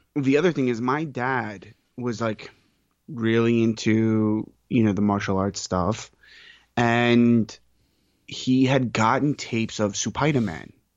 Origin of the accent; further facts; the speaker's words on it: New York, United States; as a New Yorker